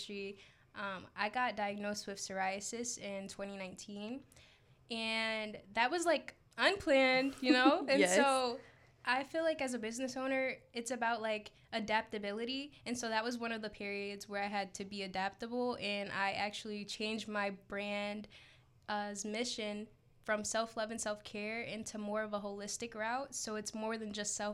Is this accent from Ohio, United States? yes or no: no; Philadelphia, Pennsylvania, United States; I'm from Philadelphia, Pennsylvania.